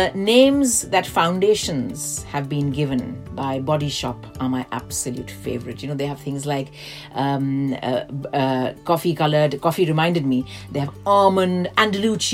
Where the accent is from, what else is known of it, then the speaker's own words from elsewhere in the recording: India; now in London, United Kingdom; I grew up in India